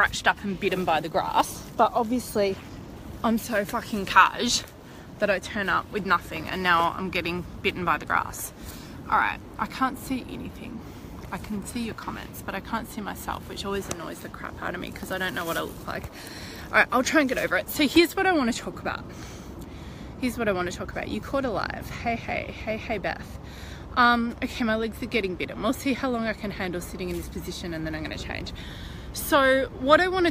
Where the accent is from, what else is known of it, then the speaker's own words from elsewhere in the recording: Melbourne, Victoria, Australia; moved away; This is my hometown. So I'm really just soaking up being here in Melbourne